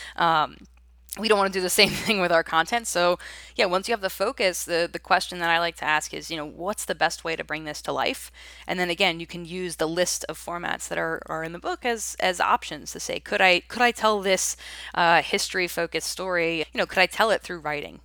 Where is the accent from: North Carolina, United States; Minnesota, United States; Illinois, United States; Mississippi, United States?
North Carolina, United States; Raleigh; here in my hometown of Raleigh